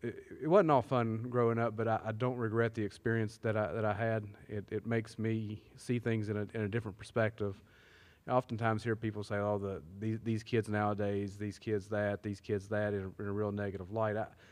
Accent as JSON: {"language": "English", "town": "Sissonville", "region": "West Virginia", "country": "United States", "tie": "born or raised there", "said": "I grew up on the other side of Wolf Pen"}